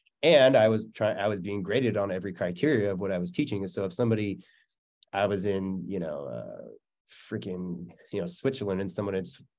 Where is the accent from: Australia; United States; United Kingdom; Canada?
Canada; I'm Canadian. Of course I'm polite.